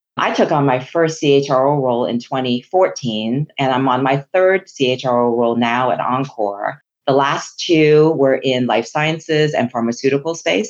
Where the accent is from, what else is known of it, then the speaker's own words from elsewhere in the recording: Hong Kong; first language Chinese; English is a second language; moved away; I'm a Chinese immigrant from Hong Kong. English was not my first language Chinese was